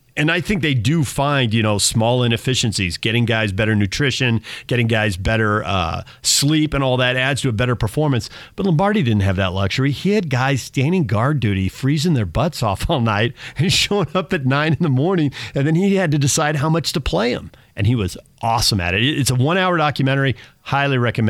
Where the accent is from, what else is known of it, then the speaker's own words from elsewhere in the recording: the West, United States; I grew up in the West